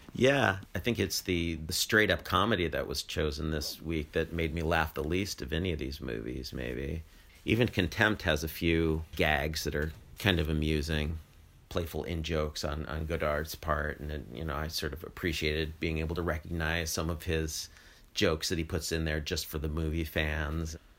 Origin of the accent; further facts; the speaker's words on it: United States; as an American